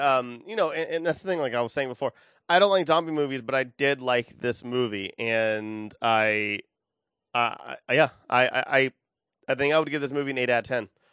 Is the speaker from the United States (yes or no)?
yes; Austin, Texas, United States; I'm from Austin